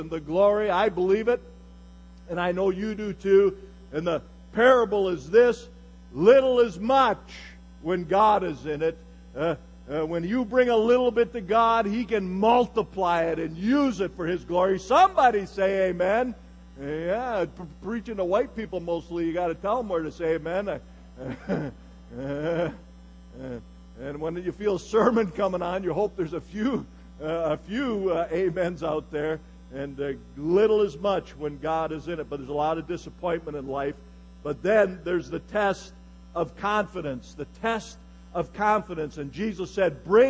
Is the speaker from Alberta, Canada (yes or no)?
no; Galt, Ontario, Canada; As a little boy, I was born in 1950 in Galt, Ontario, Canada